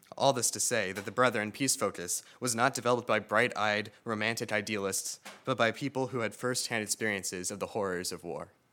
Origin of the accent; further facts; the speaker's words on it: Frederick, Maryland, United States; Growing up in Frederick, Maryland